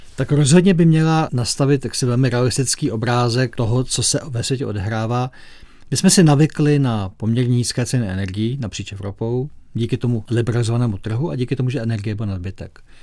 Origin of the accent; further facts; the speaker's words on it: Czechia; my Češi